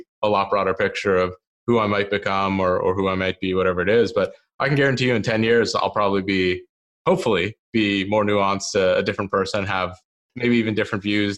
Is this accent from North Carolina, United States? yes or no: no; Bethesda, Maryland, United States; I grew up in the Washington, D.C. area. So in a suburb of that called Bethesda